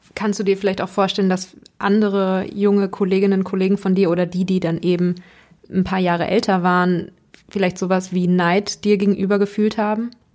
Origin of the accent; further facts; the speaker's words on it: Hanover, Lower Saxony, Germany; da, wo ich aufgewachsen bin, in Hannover